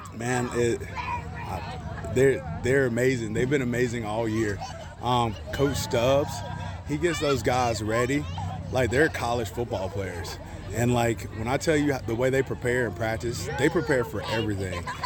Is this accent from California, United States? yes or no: no; Dade City, Florida, United States; I was born here in Dade City.